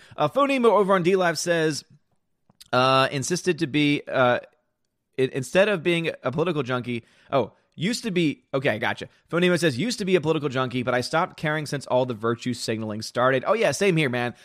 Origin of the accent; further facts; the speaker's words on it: the South, United States; I'm from the South